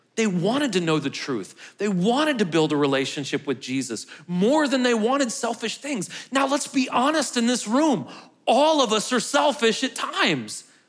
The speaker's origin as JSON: {"language": "English", "town": "St. Louis", "region": "Missouri", "country": "United States", "moved": "yes", "lives_now": "Murfreesboro, United States", "said": "I'm from Saint Louis"}